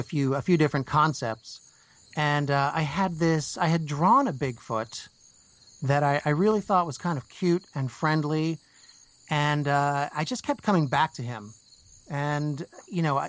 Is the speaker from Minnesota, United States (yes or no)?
no; New Jersey, United States; I grew up in New Jersey